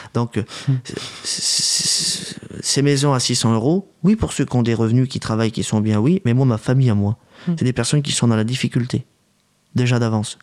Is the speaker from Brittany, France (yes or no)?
no; Paris, Île-de-France, France; nous, on est parisiens. Moi, je suis un parisien